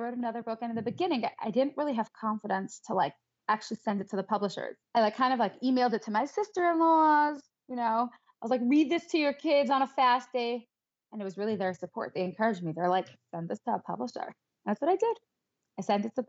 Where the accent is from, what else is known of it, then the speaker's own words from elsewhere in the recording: New York City, New York, United States; I grew up in Crown Heights. My husband's from Crown Heights. So we're both born and bred